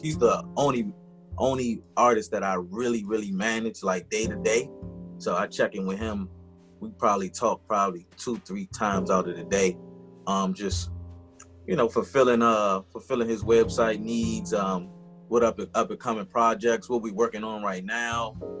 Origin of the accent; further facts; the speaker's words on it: Washington, District of Columbia, United States; born and raised in Washington, D.C.